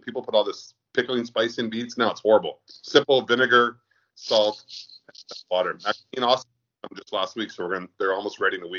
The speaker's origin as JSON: {"language": "English", "town": "Lachute", "region": "Quebec", "country": "Canada", "tie": "born or raised there", "said": "Growing up in Lachute, I grew up in the country with a bunch of good friends in high school, a really small high school in Lachute, Laurentian Regional."}